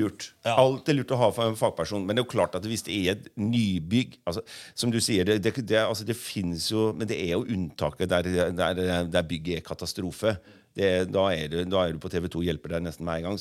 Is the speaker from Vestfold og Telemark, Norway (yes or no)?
yes; Bø, Vestfold og Telemark, Norway; also born or lived in Oslo; Jeg er fra Bø i Telemark sjøl og bor der, og så har, bor jeg også her i Oslo.